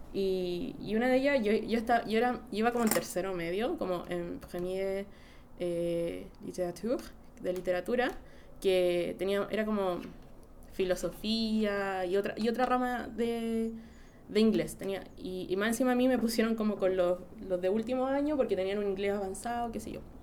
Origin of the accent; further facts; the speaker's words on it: Santiago, Santiago Metropolitan Region, Chile; also born or lived in France; yo soy como, de Santiago